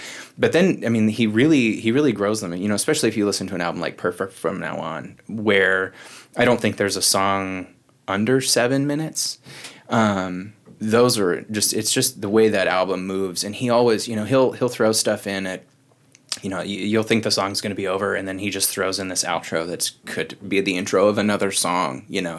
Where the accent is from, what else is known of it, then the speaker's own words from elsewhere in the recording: Hood River, Oregon, United States; also born or lived in Portland; now in Lewiston, United States; I moved here from the Portland area. I went to high school in Hood River and went to college for a year outside of Portland.